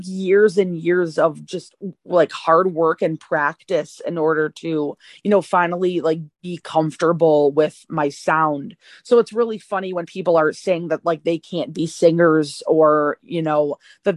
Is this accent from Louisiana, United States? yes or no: no; Tampa, Florida, United States; also born or lived in Chicago suburbs, Illinois; now in Chicago, United States; I was raised in Tampa, Florida